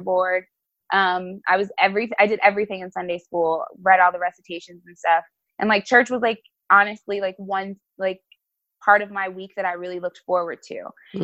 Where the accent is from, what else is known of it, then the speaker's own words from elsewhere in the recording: East Orange, New Jersey, United States; I am from East Orange, New Jersey